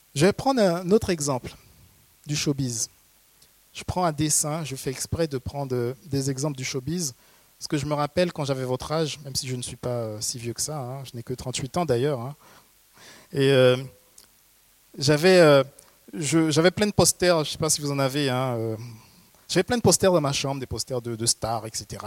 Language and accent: French; Haiti; je viens d'Haïti. C'est un pays où on aime les contes